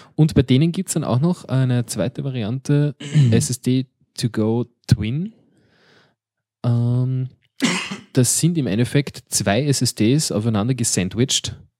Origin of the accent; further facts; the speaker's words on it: Austria; wir Österreicher